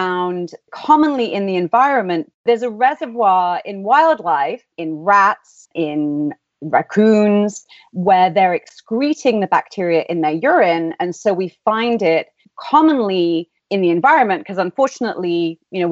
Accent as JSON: {"language": "English", "region": "England", "country": "United Kingdom", "also_born_or_lived": "Philadelphia", "accent": "English", "moved": "as an adult", "lives_now": "San Diego, United States", "said": "you may be able to tell from my accent, in England. So my family all still live there"}